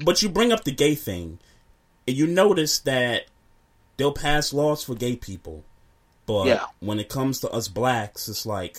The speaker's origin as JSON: {"language": "English", "town": "Brooklyn", "region": "New York", "country": "United States", "tie": "born or raised there", "also_born_or_lived": "Queens / Crown Heights / Bed-Stuy", "said": "I used to live in Crown Heights and I lived in Bed-Stuy for a number of years. Matter of fact, I grew up in Brooklyn, but I was born in Queens"}